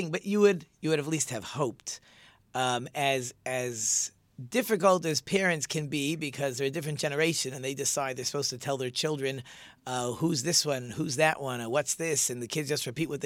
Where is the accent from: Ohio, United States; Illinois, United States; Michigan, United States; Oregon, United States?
Michigan, United States; Detroit; I'm from Detroit